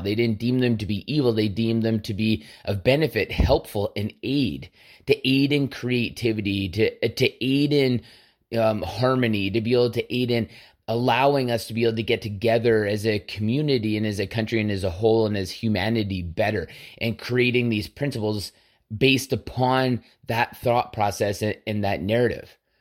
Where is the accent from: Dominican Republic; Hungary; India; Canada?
Canada; as a Canadian